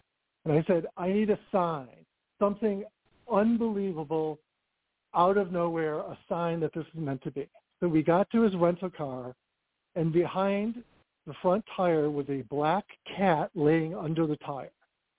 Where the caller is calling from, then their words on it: Southern California, United States; I'm calling from calling from Southern California.